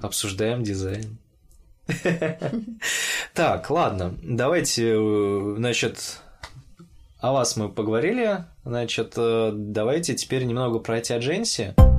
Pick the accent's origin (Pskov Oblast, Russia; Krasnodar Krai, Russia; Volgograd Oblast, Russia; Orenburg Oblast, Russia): Orenburg Oblast, Russia; Orenburg; moved away as an adult; also born or lived in Moscow; когда я учился в Оренбурге